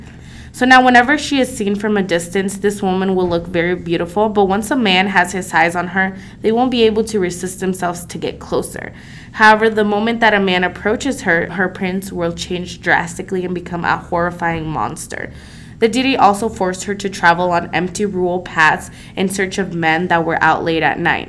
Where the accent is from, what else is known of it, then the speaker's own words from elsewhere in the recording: San Juan Opico, La Libertad, El Salvador; moved away; I grew up in San Juan Opico, El Salvador